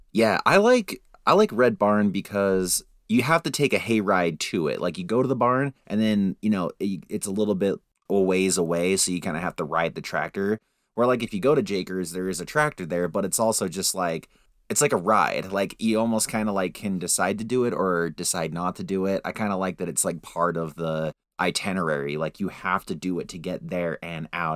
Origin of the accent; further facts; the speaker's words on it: Salt Lake City, Utah, United States; when I was growing up in Salt Lake City